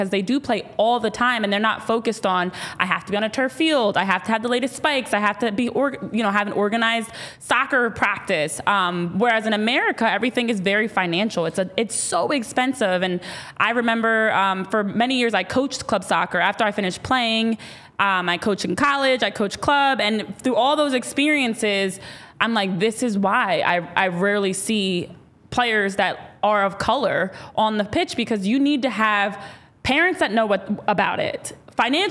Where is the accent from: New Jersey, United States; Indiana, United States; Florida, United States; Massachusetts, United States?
New Jersey, United States; Central; Fellow Jersey native, we're both from Jersey. I'm Central Jersey though.